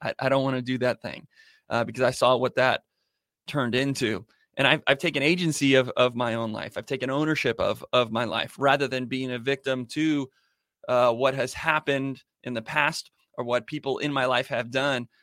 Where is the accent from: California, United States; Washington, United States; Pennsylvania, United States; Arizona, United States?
Arizona, United States; Born and raised here, and I love it here